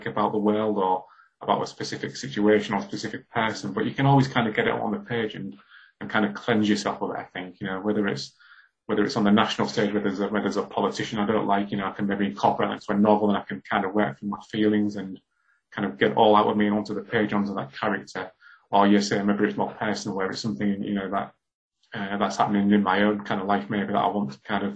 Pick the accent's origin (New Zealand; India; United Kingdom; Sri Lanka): United Kingdom; Hull, Yorkshire and the Humber; when I was growing up in Hull in the 80s